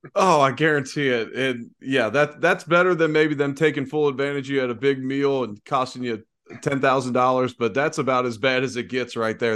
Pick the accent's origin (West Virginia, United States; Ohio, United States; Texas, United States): Ohio, United States; Cincinnati; growing up in Cincinnati